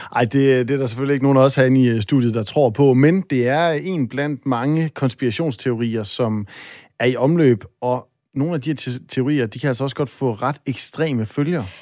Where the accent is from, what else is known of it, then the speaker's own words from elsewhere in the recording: North Jutland, North Denmark Region, Denmark; jeg er selv op fra Nordjylland